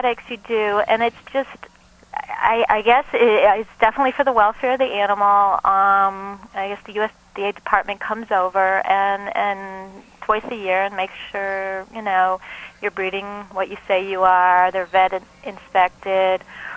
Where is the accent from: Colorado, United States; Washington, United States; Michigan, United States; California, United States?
Michigan, United States; now in Boston, United States; I'm actually from Michigan as well